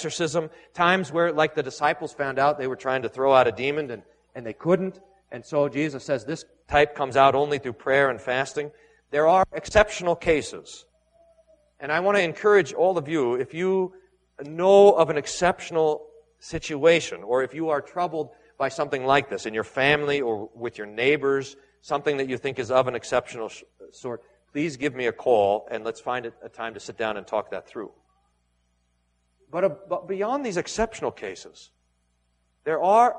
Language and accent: English; Texas, United States; growing up in Texas